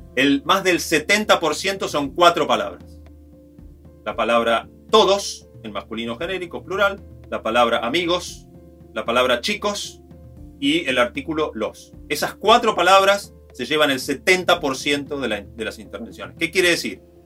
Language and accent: Spanish; Río Negro, Argentina; yo soy de Río Negro, en las escuelas, en los días del 9 de julio, cantábamos el himno este, de Río Negro